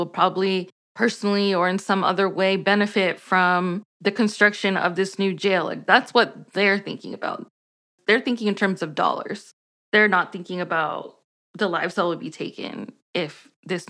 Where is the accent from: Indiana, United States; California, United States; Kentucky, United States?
California, United States; now in Tucson, United States; I'm from California